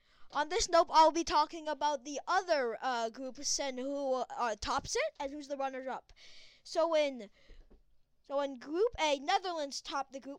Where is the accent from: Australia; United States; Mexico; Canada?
Canada; As a Canadian